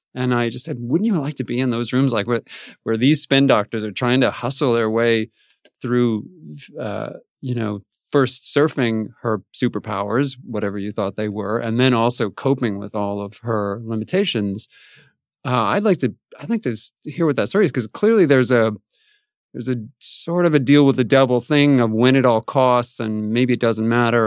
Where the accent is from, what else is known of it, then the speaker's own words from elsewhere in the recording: Albuquerque, New Mexico, United States; I grew up in Albuquerque, New Mexico